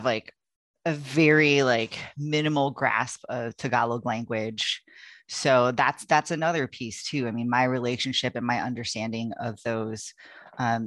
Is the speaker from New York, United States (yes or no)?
no; California, United States; I grew up in California. That's where I was born.